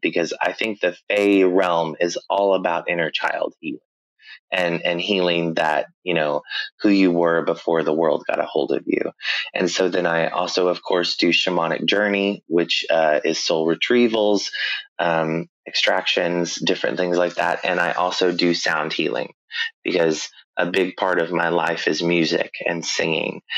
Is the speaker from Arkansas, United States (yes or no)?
yes; Northwest Arkansas, United States; I grew up in Northwest Arkansas, but I grew up in a smaller community to where it's almost very isolated.